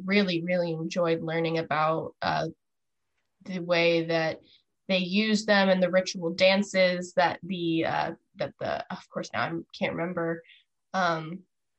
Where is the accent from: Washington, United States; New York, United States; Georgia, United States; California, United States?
California, United States; Santa Barbara; I grew up in the Santa Barbara area